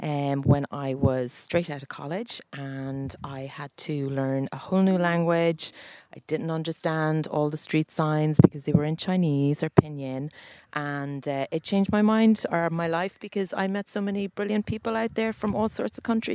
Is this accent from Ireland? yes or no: yes; Waterford, Munster, Ireland; now in Dublin, Ireland; I'm from Waterford and I work as a digital marketing manager up in Dublin.